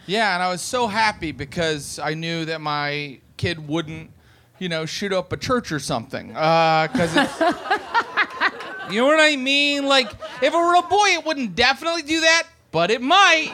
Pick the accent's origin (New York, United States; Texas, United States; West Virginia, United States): West Virginia, United States; now in Los Angeles, United States; I'm from West Virginia